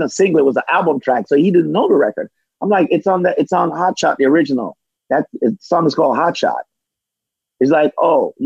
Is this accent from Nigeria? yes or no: no; Jamaica